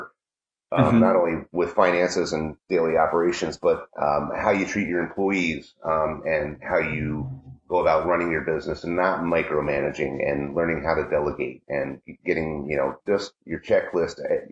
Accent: Wellsboro, Pennsylvania, United States; I'm from Wellsboro

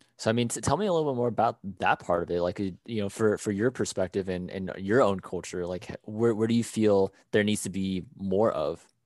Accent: United States; I am Thai American.

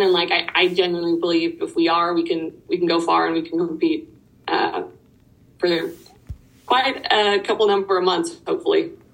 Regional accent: Dublin, Leinster, Ireland; moved away as an adult; now in United States; I'm from Ireland. I grew up in Dublin, which is the capital. Um, I moved to the US when I was 18

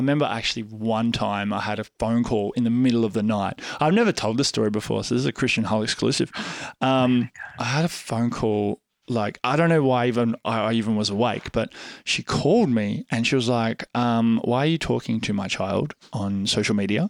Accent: Australia; I'm the Australian photographer on TikTok

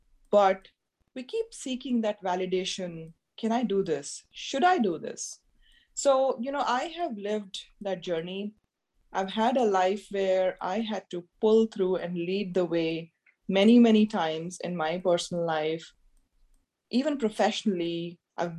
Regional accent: India; being an Indian woman coming from a middle-class family

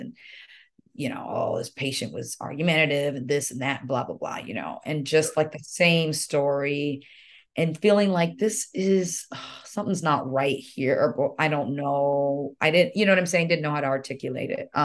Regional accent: Nigeria; moved away; it's Nigerian. That's where I was born, proudly

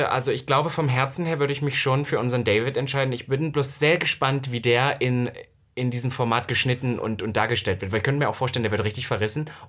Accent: East Germany, Germany; als Ossi

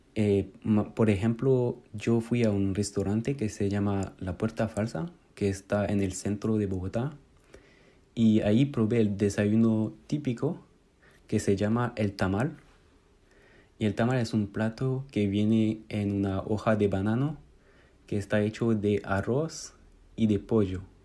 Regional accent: France; Spanish is a second language; also born or lived in Paris; soy de Francia y vivo en París

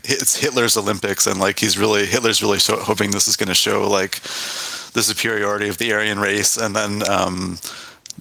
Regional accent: Canada; also born or lived in United Kingdom; I studied there, but I'm from Canada

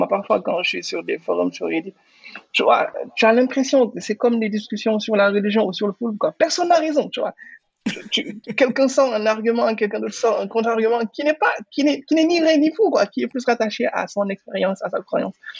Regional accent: Senegal; Je suis entrepreneur sénégalais, je vis au Sénégal, j'ai grandi au Sénégal

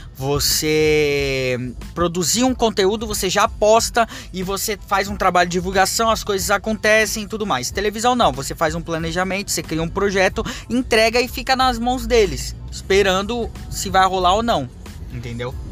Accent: Japan; now in Brazil; minha infância morando no Japão

